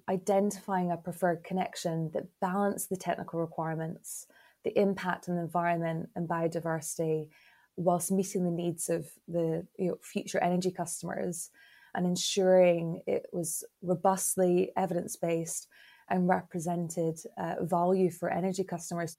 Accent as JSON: {"language": "English", "town": "Glasgow", "region": "Scotland", "country": "United Kingdom", "tie": "born or raised there", "said": "I hail from Glasgow in Scotland"}